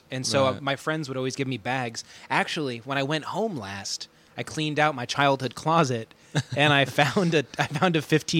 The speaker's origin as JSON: {"language": "English", "region": "Arizona", "country": "United States", "tie": "born or raised there", "moved": "yes", "said": "I grew up in Arizona"}